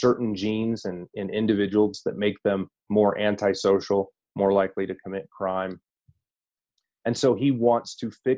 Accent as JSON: {"language": "English", "country": "United States", "said": "I am an American"}